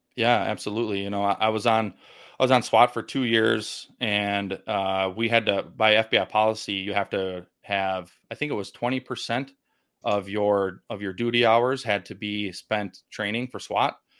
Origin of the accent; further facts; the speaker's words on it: Milwaukee, Wisconsin, United States; born and raised in Milwaukee, Wisconsin